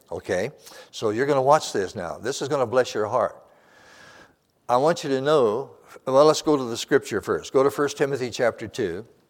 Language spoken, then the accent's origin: English; Montana, United States; moved away; I wasn't born there, but I was raised there in Montana.